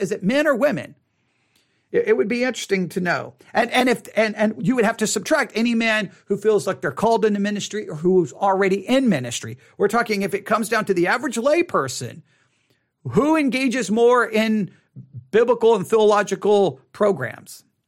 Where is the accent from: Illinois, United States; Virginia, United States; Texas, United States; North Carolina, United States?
Texas, United States; Buffalo Gap; also born or lived in Abilene, Texas; Buffalo Gap, Texas is where I grew up for the, a, a good portion of my life